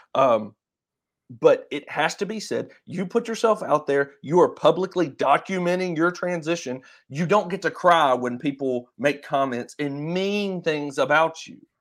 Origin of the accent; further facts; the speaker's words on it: Vicksburg, Mississippi, United States; Jeff and I are both from Vicksburg